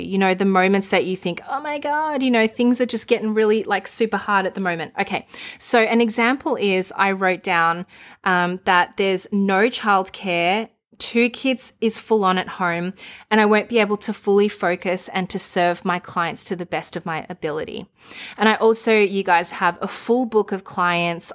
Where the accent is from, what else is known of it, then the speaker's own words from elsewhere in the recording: Melbourne, Victoria, Australia; my hometown